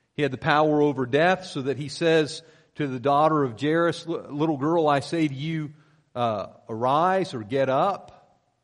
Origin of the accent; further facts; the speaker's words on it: Pennsylvania, United States; moved away; I grew up in Pennsylvania